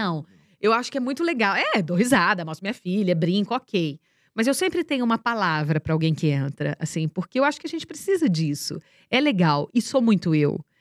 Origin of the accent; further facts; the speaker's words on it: Ibaté, São Paulo, Brazil; moved away; Nós somos de Baté.